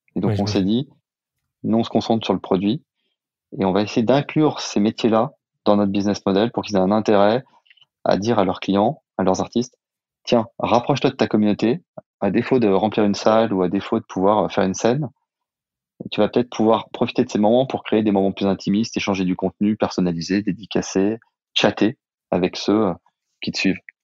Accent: Saint-Étienne, Auvergne-Rhône-Alpes, France; also born or lived in Lyon; now in Paris, France; On est deux copains d'enfance d'origine stéphanoise

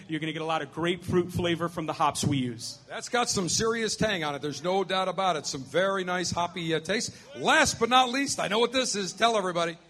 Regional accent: Buffalo, New York, United States; now in Tampa, United States; the Buffalo Alpha Pleasure Fest, my hometown

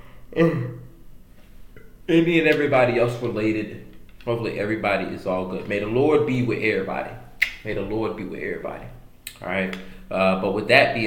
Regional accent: Fort Myers, Florida, United States; moved away; I'm gonna be going back to my city, Fort Myers

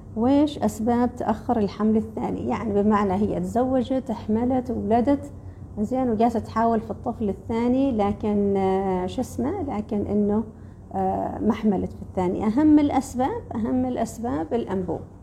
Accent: Oman; عندنا في الخليج مالة في عمان في الخليج

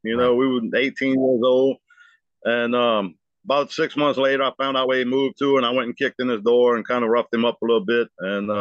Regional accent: New Orleans, Louisiana, United States; now in Franklinton, United States; I was born and raised in New Orleans

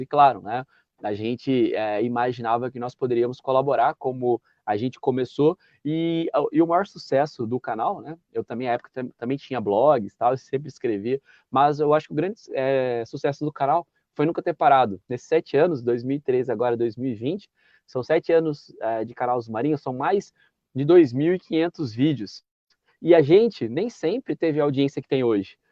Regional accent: Santa Bárbara d'Oeste, São Paulo, Brazil; eu sou natural de Santa Bárbara do Oeste, que é interior de São Paulo

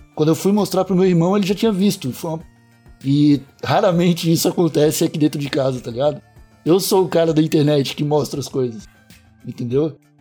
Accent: South Region, Brazil; nós somos sulistas

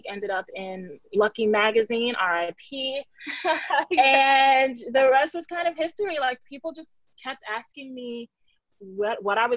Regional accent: New York City, New York, United States; I'm from the Bronx. I'm still in the Bronx.

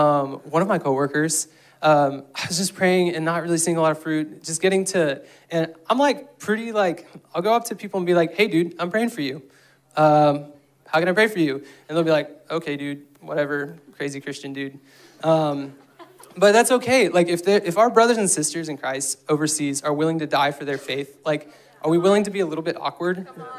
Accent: Guatemala; I grew up in Guatemala, and so if you need vision for that mission trip, I just have vision coming out of my ears for that.

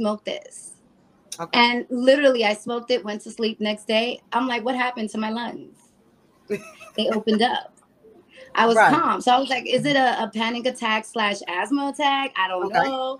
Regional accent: New York City, New York, United States; moved away as an adult; also born or lived in Hayward, California; I'm originally from the Bronx

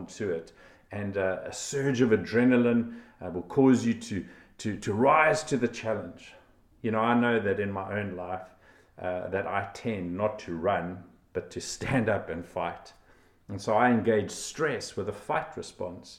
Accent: South Africa; I was from South Africa

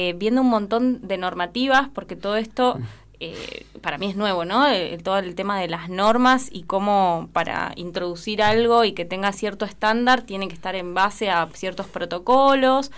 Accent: Junín de los Andes, Neuquén, Argentina; moved away as an adult; also born or lived in La Plata; now in Esquel, Argentina; Yo soy oriunda de Junín de los Andes

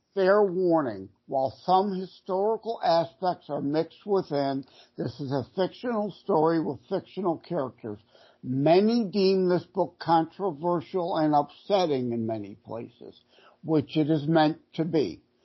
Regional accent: Detroit, Michigan, United States; born and raised in the Detroit area

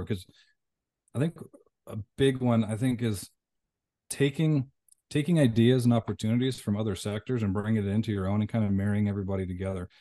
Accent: Canada; moved away; also born or lived in Las Vegas, United States; I'm from Canada, moved back to Vegas.

